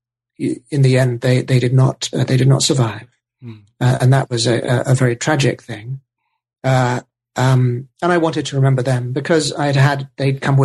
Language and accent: English; United Kingdom; Being British